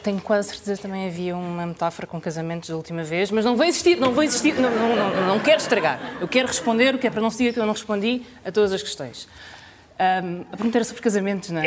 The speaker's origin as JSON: {"language": "Portuguese", "region": "Alentejo", "country": "Portugal", "tie": "born or raised there", "said": "eu nasci no Alentejo"}